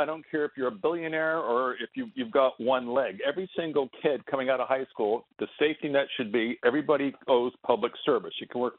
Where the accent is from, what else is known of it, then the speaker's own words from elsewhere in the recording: Westport, Connecticut, United States; I grew up in Connecticut in a trendy zip code, you know, Westport